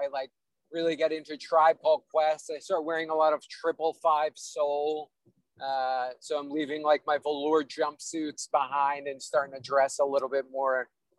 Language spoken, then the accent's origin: English; New York City, New York, United States; I'm from Staten Island.